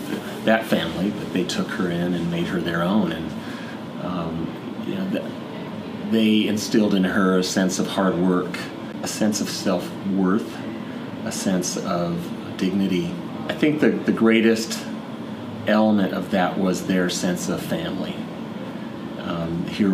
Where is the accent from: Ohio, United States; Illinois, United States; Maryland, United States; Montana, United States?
Montana, United States; moved away as an adult; also born or lived in Idaho; now in Seattle, United States; spending the broader time in my life in Montana, growing up in Montana and going to college there as well